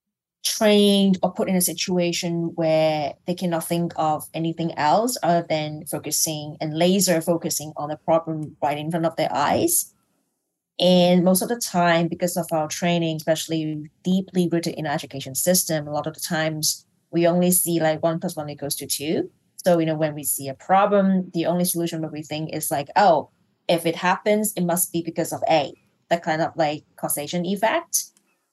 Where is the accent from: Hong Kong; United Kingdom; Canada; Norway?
Hong Kong; I'm from Hong Kong, so I'm not from Malaysia, I'm from Hong Kong